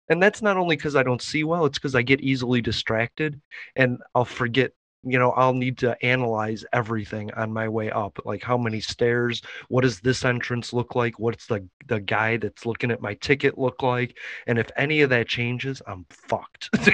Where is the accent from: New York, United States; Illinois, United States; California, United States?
Illinois, United States; Chicago; I'm from Chicago and I got to go to Wrigley Field anytime I wanted.